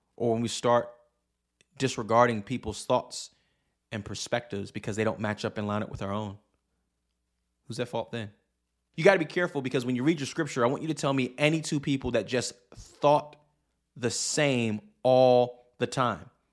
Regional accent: New York City, New York, United States; moved away as an adult; now in Pacific Northwest, United States; I grew up in New York City, uh, and I have moved to the Pacific Northwest

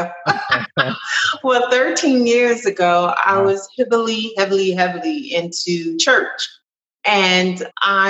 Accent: Trenton, New Jersey, United States; moved away as an adult; now in Kennesaw, United States; I'm from Trenton, New Jersey, and it's rough

